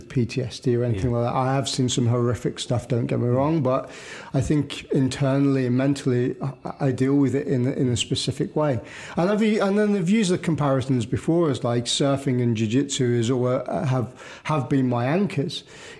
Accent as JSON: {"language": "English", "country": "United Kingdom", "said": "I think as a British population and as a British culture, we are very reserved in ourselves anyway."}